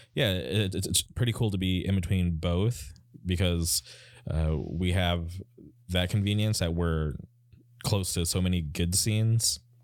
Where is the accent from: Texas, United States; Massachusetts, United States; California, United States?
California, United States; born or raised there